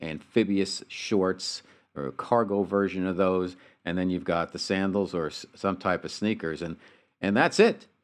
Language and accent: English; United States; moved away as an adult; also born or lived in New Jersey / New York City; now in Southern California, United States; I'm from New Jersey and New York City. I've been out here about 2.5 years now